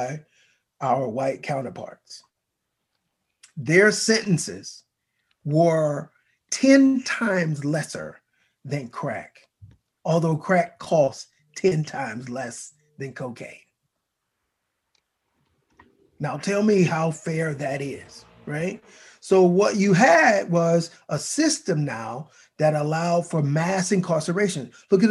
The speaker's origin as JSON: {"language": "English", "town": "Mobile", "region": "Alabama", "country": "United States", "tie": "born or raised there", "said": "my hometown of Mobile, Alabama"}